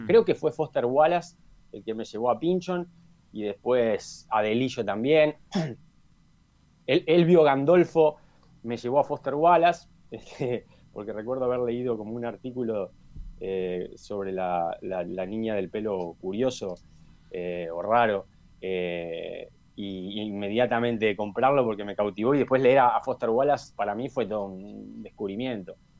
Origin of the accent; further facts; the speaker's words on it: Montevideo, Uruguay; yo si tengo que decir dónde, dónde viví, dónde nací, dónde me formé, es en Malvin